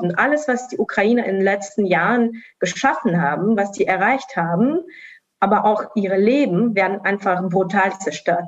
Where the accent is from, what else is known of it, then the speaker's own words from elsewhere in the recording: Estonia; first language Russian; German is a second language; now in Sofia, Bulgaria; ich bin selbst ja in Estland geboren, aufgewachsen, aber als Teil der russischsprachigen Community